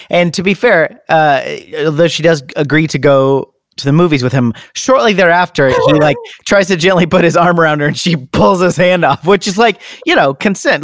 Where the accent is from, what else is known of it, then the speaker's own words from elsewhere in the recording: United States; we're American